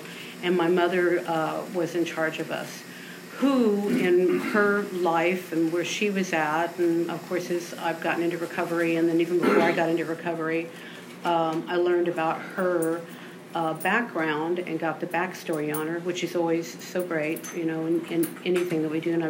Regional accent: Austin, Texas, United States; I grew up in Austin. I was born here over in the Clarksville area

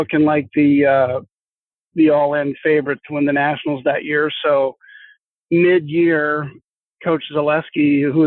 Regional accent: South Dakota, United States; I was from South Dakota

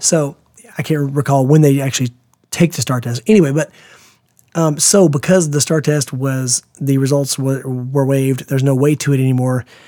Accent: United States; as an American parent

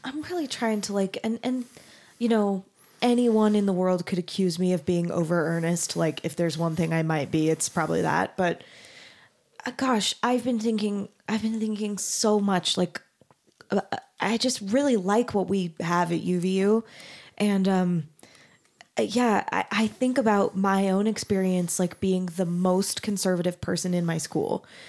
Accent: Mesa, Arizona, United States; moved away as an adult; also born or lived in Denton, Texas; I grew up in Mesa, Arizona

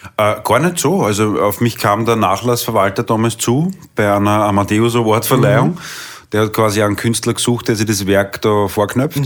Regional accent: Vienna, Austria; born or raised there; accent: Viennese dialect; first language Viennese dialect

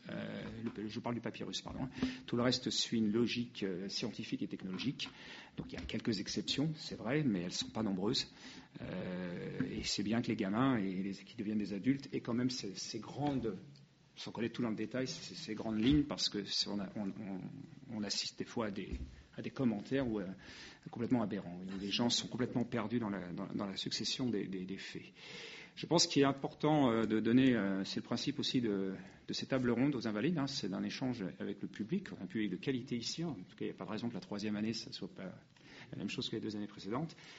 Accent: France; nous sommes français

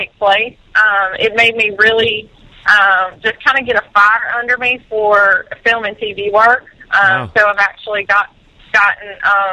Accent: Monroeville, Alabama, United States; now in Nashville, United States; my hometown

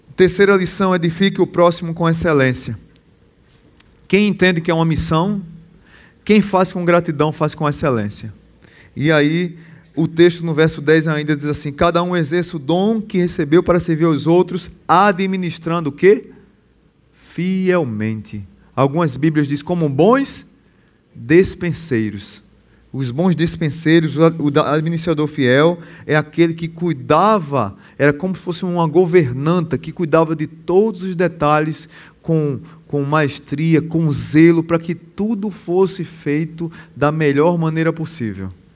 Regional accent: Pernambuco, Brazil; now in Natal, Brazil; eu sou pernambucano. Lá em Pernambuco tudo é longe

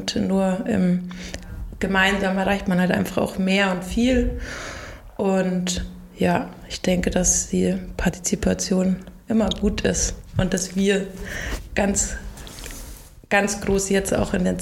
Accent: Ingolstadt, Bavaria, Germany; Ein Ingolstädter Kind, mhm. äh, aufgewachsen in der Kupferstraße. Mm, meine Eltern hatten ein Sportgeschäft und mein Vater ist dann in die Gastronomie gegangen.

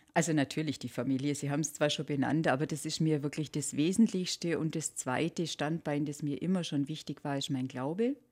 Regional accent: Allgäu, Bavaria, Germany; sind wir Allgäuer

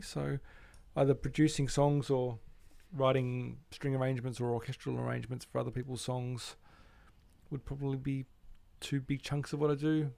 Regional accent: Melbourne, Victoria, Australia; I grew up in Melbourne

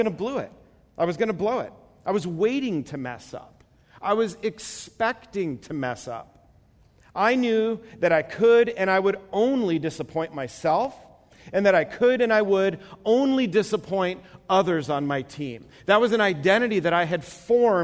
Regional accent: New York, United States; moved away; I'm from the East Coast, and so PE in New York is gym class.

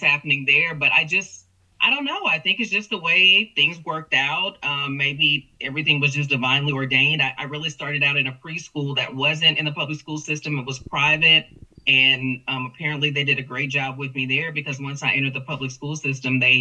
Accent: Houston, Texas, United States; now in Corpus Christi, United States; this Texas girl, born and raised in Houston with roots in Louisiana

